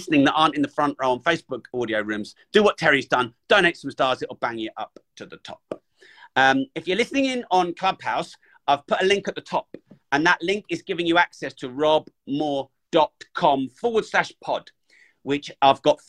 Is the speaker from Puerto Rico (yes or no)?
no; United Kingdom; I'm British